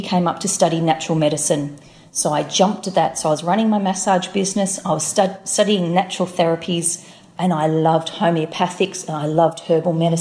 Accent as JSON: {"language": "English", "country": "Australia", "also_born_or_lived": "Melbourne", "said": "being an Australian"}